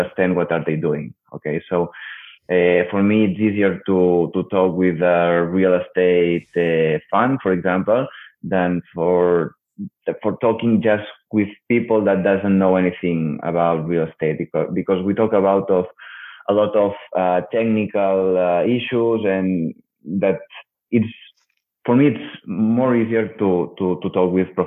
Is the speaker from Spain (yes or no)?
yes; Barcelona, Catalonia, Spain; I'm from Barcelona. I have all the connections in the market.